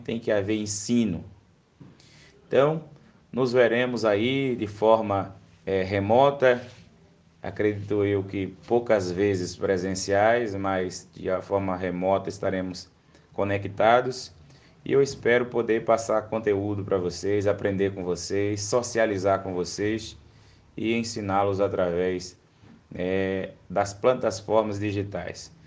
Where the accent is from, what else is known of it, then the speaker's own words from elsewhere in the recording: Brazil; como um bom brasileiro